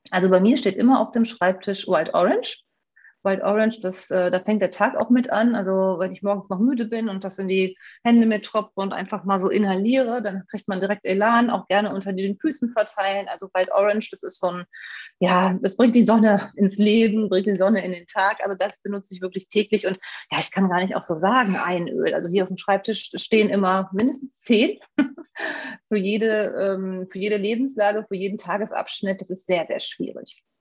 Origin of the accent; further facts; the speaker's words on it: Rhineland, Germany; born there; now in Essen, Germany; Ich lebe jetzt seit 20 Jahren in Essen, bin äh, gebürtiges Rheinlandpflänzchen.